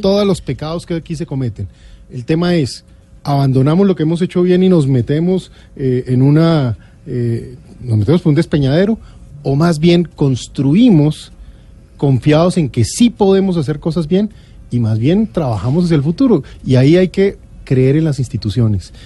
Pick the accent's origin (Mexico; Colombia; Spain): Colombia; confío en mi, patria, confío en mi pueblo, confío en Colombia.